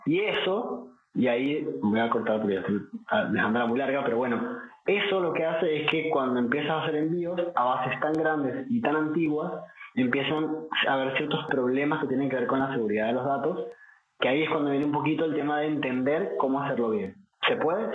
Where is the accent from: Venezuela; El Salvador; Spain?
Venezuela; now in Argentina; Soy venezolano, pero vivo en Argentina